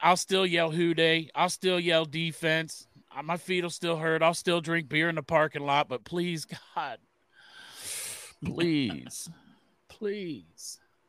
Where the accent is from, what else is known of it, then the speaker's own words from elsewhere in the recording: Cincinnati, Ohio, United States; We're from Cincinnati.